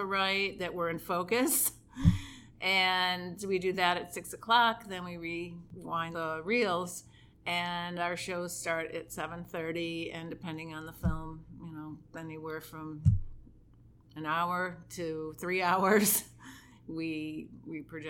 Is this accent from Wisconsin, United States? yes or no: no; Rochester, New York, United States; I'm from Rochester, and I live right near the George Eastman Museum